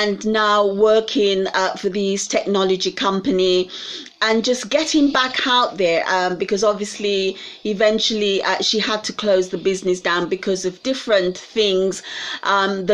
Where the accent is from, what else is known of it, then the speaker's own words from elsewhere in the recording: United Kingdom; we as British people